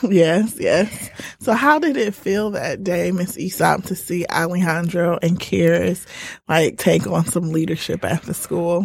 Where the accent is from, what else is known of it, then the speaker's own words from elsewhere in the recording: Indiana, United States; now in Detroit, United States; I'm originally from Indiana